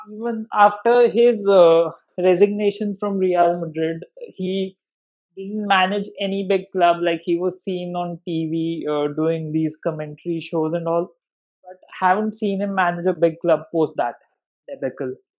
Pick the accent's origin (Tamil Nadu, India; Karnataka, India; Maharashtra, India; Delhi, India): Delhi, India; I'm from Delhi